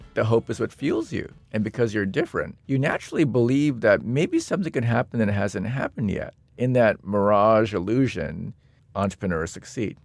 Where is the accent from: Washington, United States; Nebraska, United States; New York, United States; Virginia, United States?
Washington, United States; Seattle; I'm from Seattle, Washington.